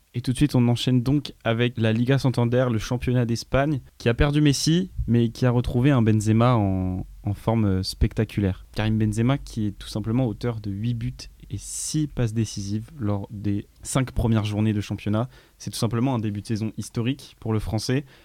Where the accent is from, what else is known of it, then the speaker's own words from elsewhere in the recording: Grenoble, Auvergne-Rhône-Alpes, France; au Grenoble Foot 38 parce que c'est là d'où je viens